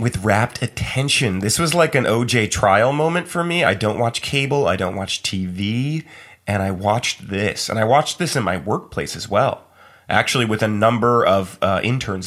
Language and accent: English; Fairfield, Connecticut, United States; I grew up in Fairfield, Connecticut